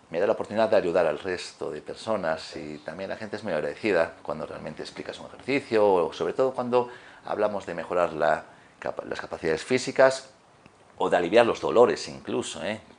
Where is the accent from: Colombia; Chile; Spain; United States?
Spain; Riosa, Asturias; born there; Rotea, en Riosa, con una finca espectacular, hoy día es un parque. Entonces, desde pequeñito siempre me gustó mucho el ejercicio, ¿vale?